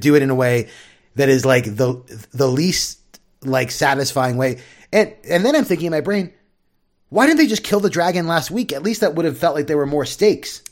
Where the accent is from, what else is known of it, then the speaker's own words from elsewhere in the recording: San Diego, California, United States; growing up in San Diego